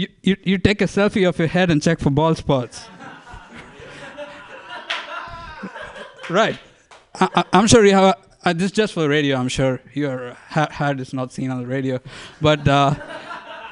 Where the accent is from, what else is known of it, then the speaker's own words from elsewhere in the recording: India; moved away as an adult; now in Bay Area, United States; I'm from India.